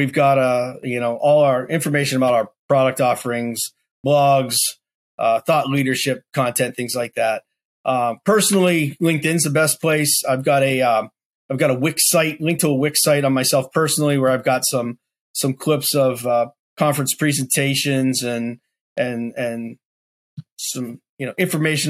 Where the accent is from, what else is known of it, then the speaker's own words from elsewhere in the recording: Western Pennsylvania, United States; moved away as an adult; now in Raleigh, United States; I grew up in Western Pennsylvania